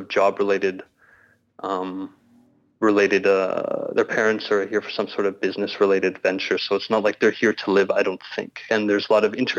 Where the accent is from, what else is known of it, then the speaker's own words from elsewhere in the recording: Canada; moved away as an adult; now in Luxembourg; being a Canadian